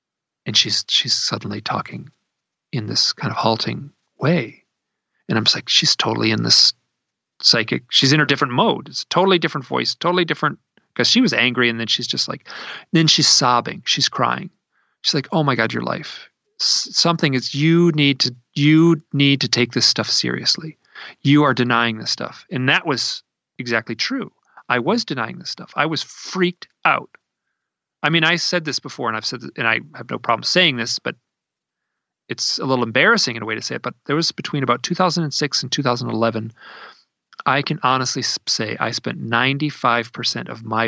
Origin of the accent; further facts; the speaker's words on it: Idaho, United States; Like, I'm from Idaho, right?